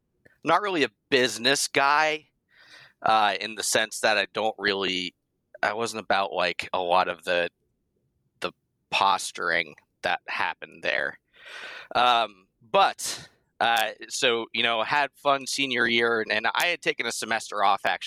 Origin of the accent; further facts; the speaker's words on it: Boston, Massachusetts, United States; also born or lived in Somerville; I'm from the Boston area. Grew up in a bunch of different towns, but mainly outside the city